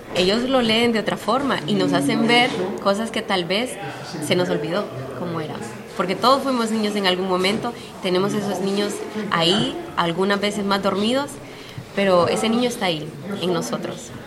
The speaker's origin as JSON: {"language": "Spanish", "country": "Honduras", "tie": "born or raised there", "moved": "yes", "lives_now": "United States", "said": "Yo nací, crecí en Honduras"}